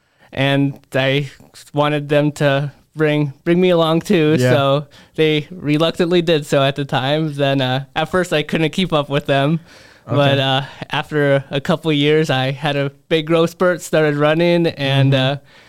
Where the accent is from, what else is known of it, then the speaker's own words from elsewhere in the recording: Maquoketa, Iowa, United States; I grew up in Maquoketa, so it's real real close.